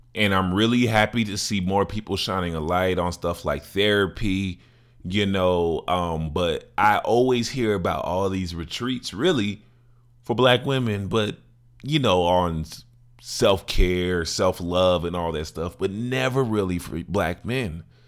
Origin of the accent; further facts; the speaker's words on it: Chicago, Illinois, United States; my hometown, Chicago